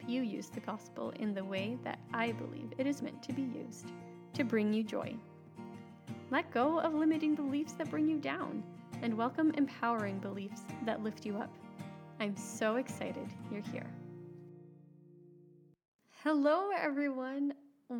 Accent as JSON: {"language": "English", "region": "Alberta", "country": "Canada", "tie": "born or raised there", "moved": "as an adult", "lives_now": "Saskatchewan, Canada", "said": "I grew up in Alberta, Canada. And now my husband, 4 children, and I live in Saskatchewan, Canada"}